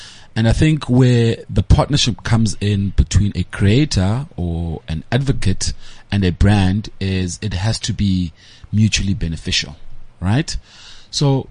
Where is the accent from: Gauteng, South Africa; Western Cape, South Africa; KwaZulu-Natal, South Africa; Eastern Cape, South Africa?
Eastern Cape, South Africa; East London; also born or lived in Butterworth (Gcuwa); I grew up in East London, but I never say I come from East London. I come from Igcuwa